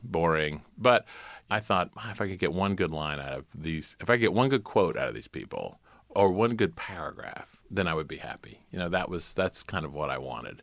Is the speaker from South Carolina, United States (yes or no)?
yes; South Carolina, United States; moved away; also born or lived in Manhattan, New York; I'm from South Carolina